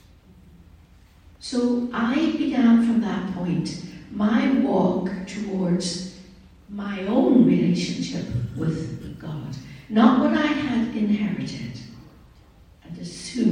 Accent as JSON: {"language": "English", "town": "Derry", "region": "Northern Ireland", "country": "United Kingdom", "tie": "born or raised there", "said": "I was raised in Northern Ireland"}